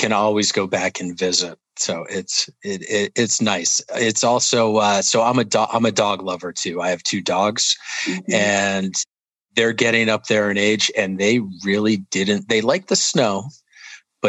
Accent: Vermont, United States; also born or lived in New Hampshire; now in Florida, United States; I'm from Vermont

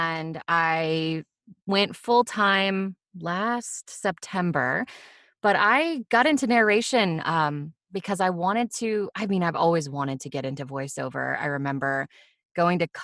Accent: West Coast, United States; I'm from the West Coast and we say Nevada

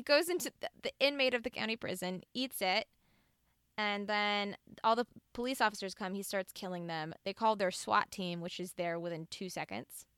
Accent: the South, United States; I am from the South

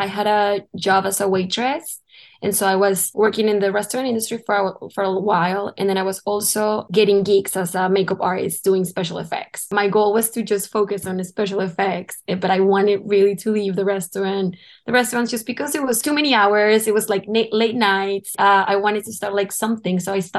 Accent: León, Guanajuato, Mexico; moved away as an adult; now in New York, United States; I'm from Mexico, from a city called León, Guanajuato, which is like in the center of Mexico. It's a small city around, like it's all surrounded by mountains, and it's like very chill, you know, very like everyone knows each other, like a small town

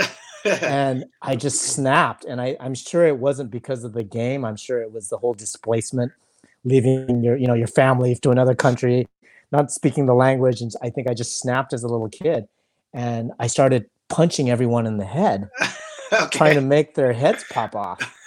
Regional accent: South Gate, California, United States; English is a second language; also born or lived in Indonesia; Moved to, wow, you know, like Southgate

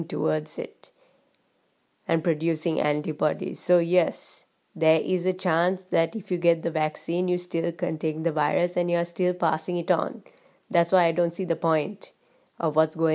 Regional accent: Sri Lanka; I come from Sri Lanka

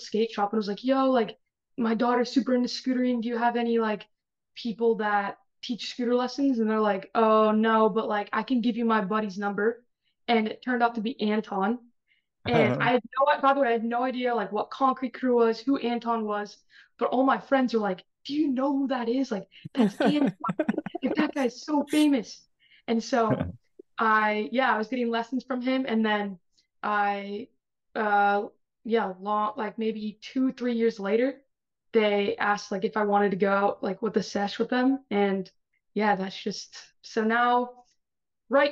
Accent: Bay Area, California, United States; I'm from the Bay Area

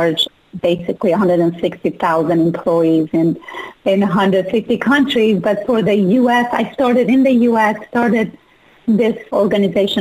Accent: Iran; moved away; I was born and raised in Iran

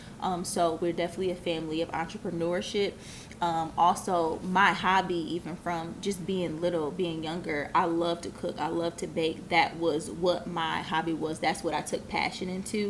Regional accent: Lansing, Michigan, United States; moved away as an adult; I started my first business in my hometown at 14. I was in high school

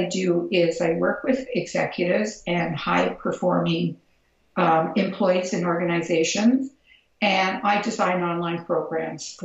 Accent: Toronto, Ontario, Canada; because I'm from Toronto and I'm a Canadian

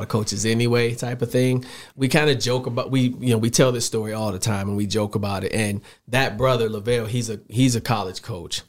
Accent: Chicago, Illinois, United States; moved away as an adult; also born or lived in South Dakota; I'm a Southside Chicago kid. Went to high school there, grew up there

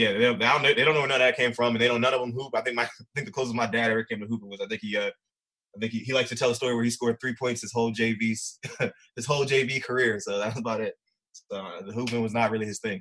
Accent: Baltimore, Maryland, United States; also born or lived in Philadelphia; So I pretty much grew up in Baltimore. I was actually born in Philly first, but I moved out here when I was like seven

